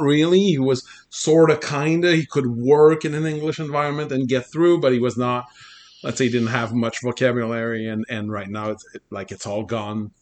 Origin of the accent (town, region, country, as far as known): Canada; first language French; English is a second language